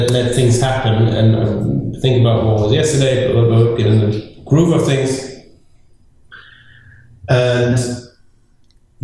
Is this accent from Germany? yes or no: yes; southwest Germany, Germany; English is a second language; moved away as an adult; now in Berlin, Germany; I was born in the very north of Germany, and then lived in the southwest for most of my life